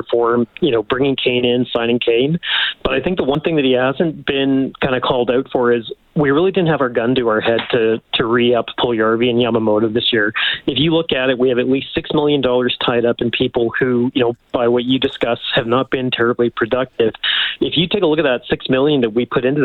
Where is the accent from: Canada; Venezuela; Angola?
Canada; Edmonton, Alberta; I'm actually from Edmonton, I'm not from Calgary